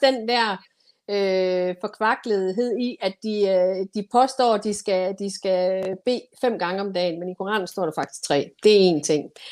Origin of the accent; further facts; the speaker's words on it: Denmark; jeg som dansker